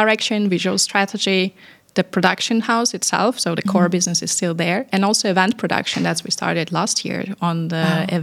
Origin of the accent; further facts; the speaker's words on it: Paris, Île-de-France, France; moved away as an adult; now in Dubai, United Arab Emirates; I come from Paris, and I'm coming from very multinational family, actually. So we speak eight languages